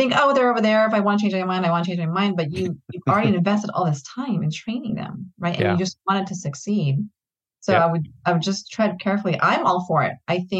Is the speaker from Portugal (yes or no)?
no; Philippines; And they're from the Philippines, which is, you know, that's great. I'm Filipino.